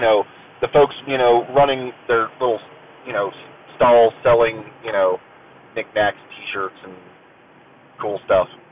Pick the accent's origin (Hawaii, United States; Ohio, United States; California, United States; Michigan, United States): Ohio, United States; I am an American, um, you know, born and raised in the in the USA. Uh, the bulk of it, you know, in in the Ohio-ish area